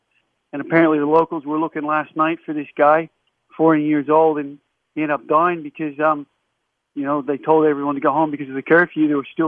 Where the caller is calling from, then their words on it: Melbourne, Victoria, Australia; Victoria. From Melbourne.